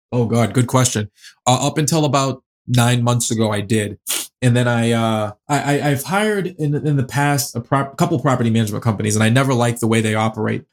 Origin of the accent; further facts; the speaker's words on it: Boston, Massachusetts, United States; also born or lived in New Jersey / Springfield, Massachusetts; born and raised in Boston, been here all my life.